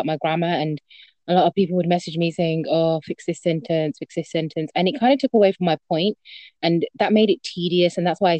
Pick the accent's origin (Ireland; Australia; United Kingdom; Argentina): United Kingdom; I'm 24 years old. I'm a pharmacist and I'm British Bangladeshi.